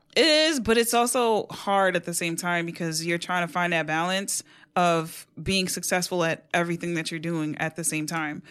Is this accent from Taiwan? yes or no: no; New York City, New York, United States; born and raised in New York City.